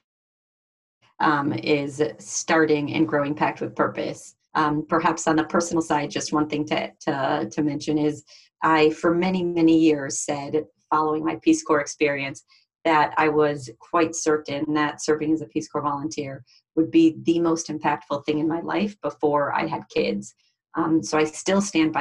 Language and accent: English; Chicago, Illinois, United States; moved away; also born or lived in Paraguay; I'm originally from Chicago